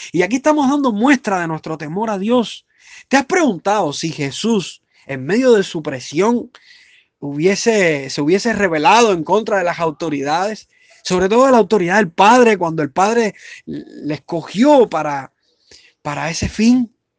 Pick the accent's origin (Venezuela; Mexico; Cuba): Cuba; soy cubano igual que usted